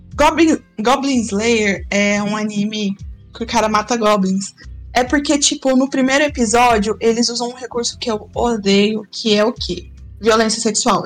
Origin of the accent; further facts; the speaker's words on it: Goiás, Brazil; Já sou goiana